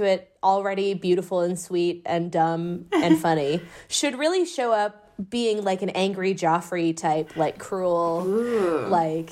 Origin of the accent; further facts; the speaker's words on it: Midwest, United States; I grew up in the Midwest